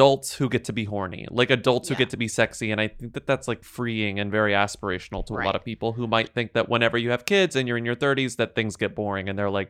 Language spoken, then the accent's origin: English; Texas, United States; And we're both from Texas. We were both born in Texas.